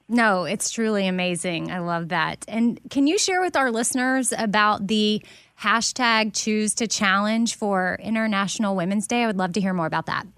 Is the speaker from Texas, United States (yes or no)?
yes; Austin, Texas, United States; I was born and raised in Austin